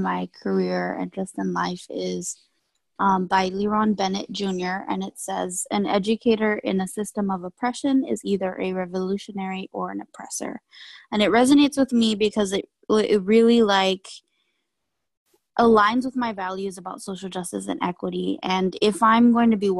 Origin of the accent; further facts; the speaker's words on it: Tinian, Northern Mariana Islands; moved away; Oh, and I'm from the Mariana Islands, an island called Tinian